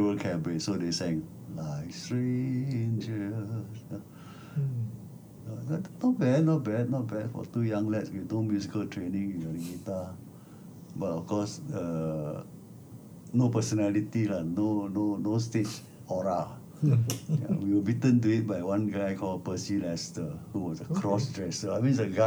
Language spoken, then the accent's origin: English; Singapore; We were all neighborhood boys living in Tiong Bahru